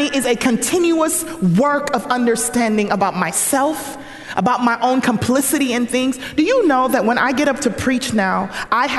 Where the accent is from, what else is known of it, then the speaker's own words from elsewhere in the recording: Jamaica; now in United States; I could go back to Jamaica